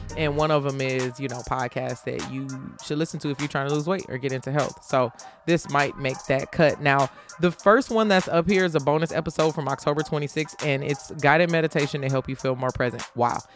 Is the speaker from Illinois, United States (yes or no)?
yes; Chicago, Illinois, United States; I'm from Chicago